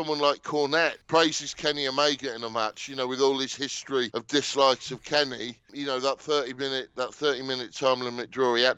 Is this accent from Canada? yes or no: no; England, United Kingdom; me as an English wrestling fan